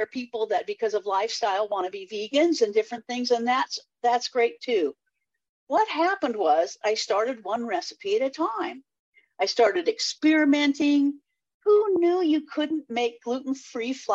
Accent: Eugene, Oregon, United States; moved away; also born or lived in California; I was born in Eugene, Oregon

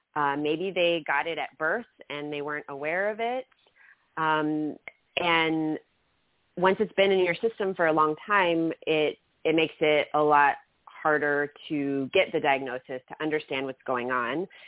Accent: Germany; now in United States; I grew up in Germany

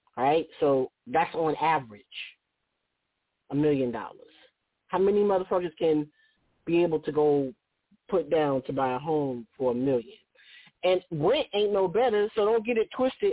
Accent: Oakland, California, United States; my hometown of Oakland

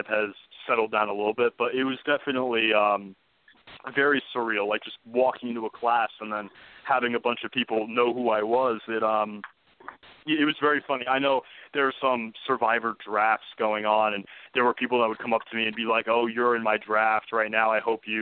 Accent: New Jersey, United States; born or raised there

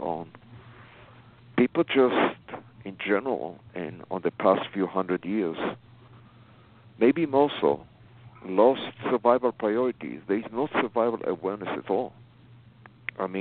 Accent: Israel; moved away as an adult; now in United States; I was born in Israel. I came here in the 80s. After the army

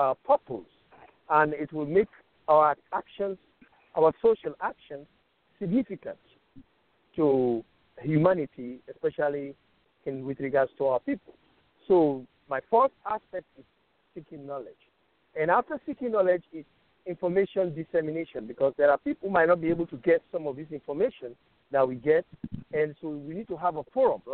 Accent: Sierra Leone; I'm from Sierra Leone

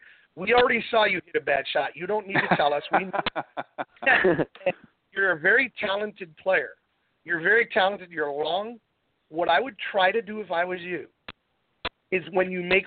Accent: Endicott, New York, United States; now in Fort Lauderdale, United States; now home of the Dick's Open right here in my hometown

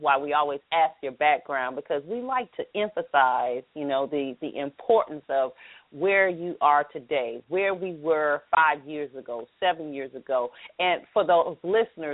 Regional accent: Atlanta, Georgia, United States; accent: southern drawl; I'm from Atlanta

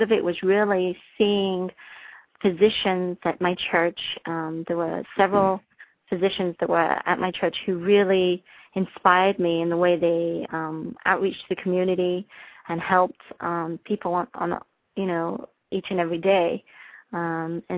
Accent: Liverpool, North West England, United Kingdom; moved away as an adult; now in Michigan, United States; I was born in Liverpool, the home of …

